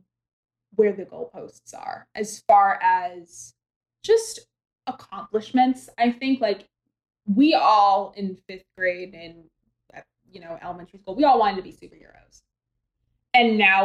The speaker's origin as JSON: {"language": "English", "region": "Maine", "country": "United States", "said": "from Maine"}